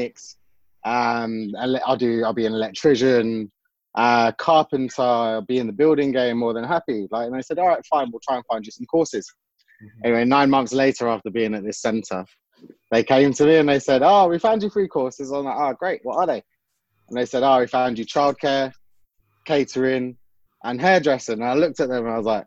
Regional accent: London, United Kingdom; I grew up in Southwest London

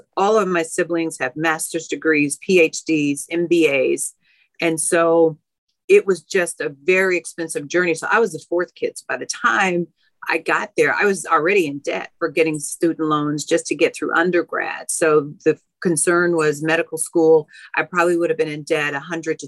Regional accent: Chicago, Illinois, United States; I'm born and raised on the south side of Chicago.

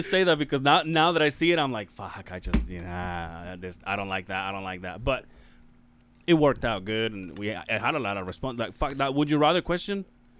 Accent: Mexico; moved away; I was born in Mexico

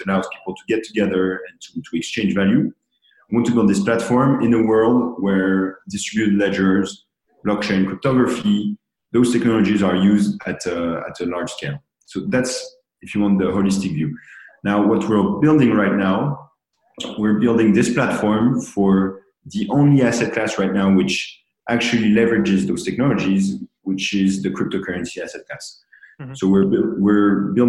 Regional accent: Paris, Île-de-France, France; now in New York, United States; I'm from Paris

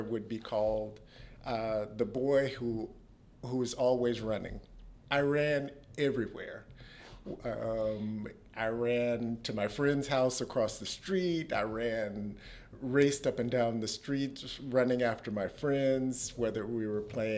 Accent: United States; I still hold the indoor state 400 meters record in my home state in the U.S

